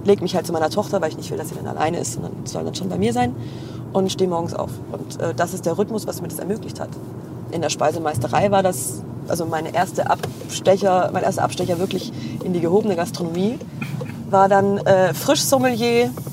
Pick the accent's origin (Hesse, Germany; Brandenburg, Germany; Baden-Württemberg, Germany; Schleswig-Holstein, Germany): Baden-Württemberg, Germany; Heilbronn; ich komme aus Heilbronn